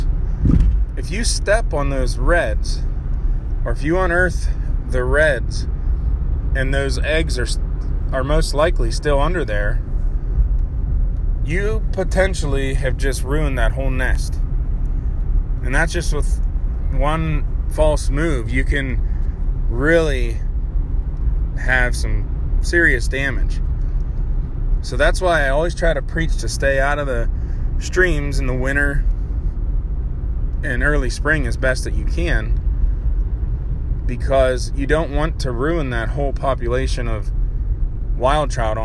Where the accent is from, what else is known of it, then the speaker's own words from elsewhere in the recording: Pennsylvania, United States; my home state of Pennsylvania